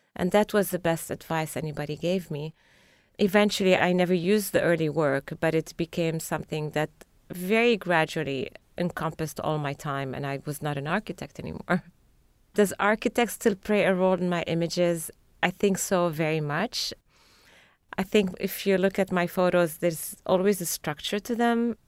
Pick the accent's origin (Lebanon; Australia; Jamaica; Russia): Lebanon; moved away as an adult; also born or lived in Paris, France; now in Boston, United States; I grew up during the Civil War, but for some reason, when I remember my growing up and my teenage years in Lebanon